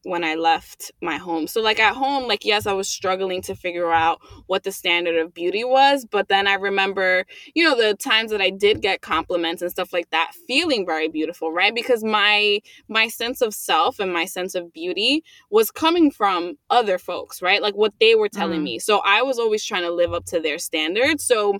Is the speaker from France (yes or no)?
no; United States; being a Latina and growing up in America